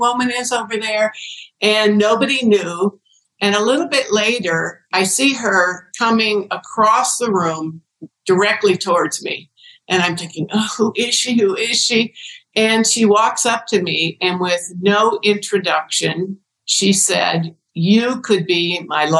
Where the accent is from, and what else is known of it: Ohio, United States; born or raised there